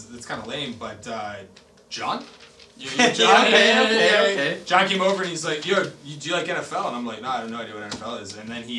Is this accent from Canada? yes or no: yes; Canada; We're Canadian.